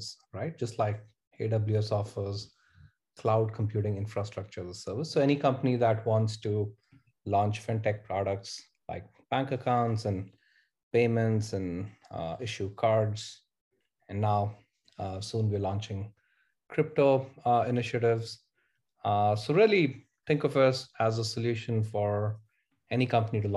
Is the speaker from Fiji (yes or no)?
no; India; moved away as an adult; now in Bay Area, United States; I grew up in India, spent half my life there, and moved to the US in early 2006 as a student